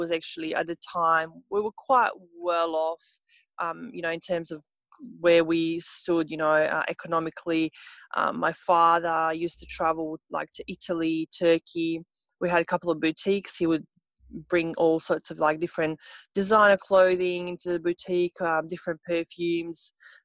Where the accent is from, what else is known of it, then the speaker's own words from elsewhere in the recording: Montenegro; English is a second language; moved away as an adult; now in Australia; I'm from Montenegro